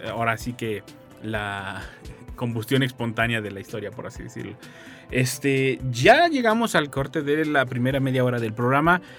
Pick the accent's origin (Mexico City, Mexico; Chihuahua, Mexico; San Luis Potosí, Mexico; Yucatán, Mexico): San Luis Potosí, Mexico; Sí, nací, crecí en San Luis Potosí.